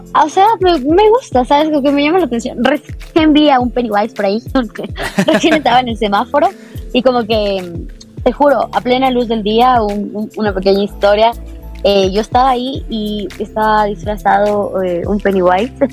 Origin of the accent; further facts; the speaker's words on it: Ecuador; como ecuatorianos